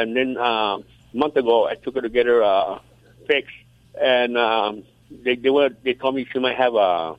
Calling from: California, United States

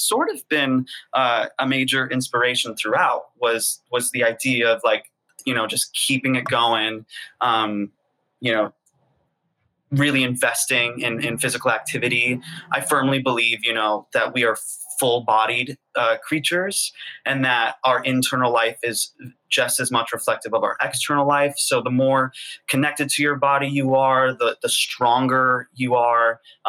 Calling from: New York City, New York, United States; I am in Harlem, New York City.

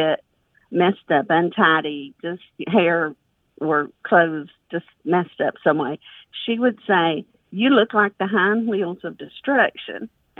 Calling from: South Pittsburg, Tennessee, United States; I'm calling from South Pittsburgh, Tennessee.

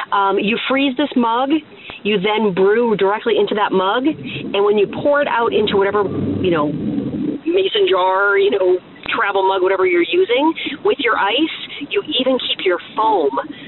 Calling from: Pennsylvania, United States; This is …. I'm calling from Pennsylvania.

